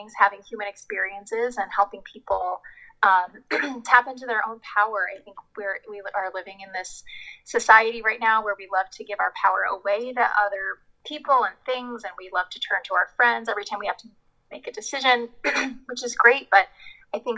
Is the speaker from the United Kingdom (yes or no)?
no; New Jersey, United States; moved away as an adult; also born or lived in Washington, D.C. / New York City; I grew up in New Jersey